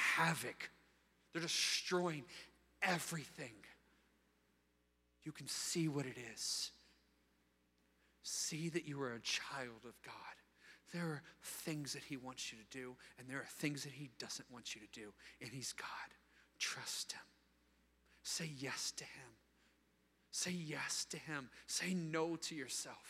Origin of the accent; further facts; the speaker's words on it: Virginia Beach, Virginia, United States; I grew up in Virginia Beach when I was 8 years old